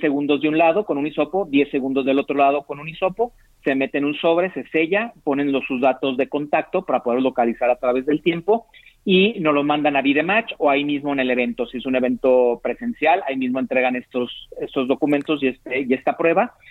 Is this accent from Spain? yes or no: no; Mexico; nuestra diversidad étnica como mexicanos